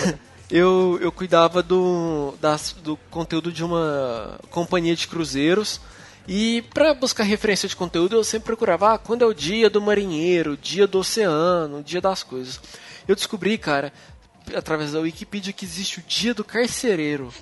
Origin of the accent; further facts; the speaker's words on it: Uberlândia, Minas Gerais, Brazil; Uberlândia, que é minha cidade